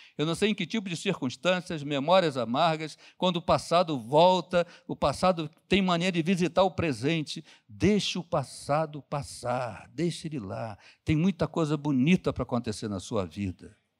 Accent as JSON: {"language": "Portuguese", "region": "Rio de Janeiro", "country": "Brazil", "tie": "born or raised there", "said": "Eu, eu fui criado lá em Bangu"}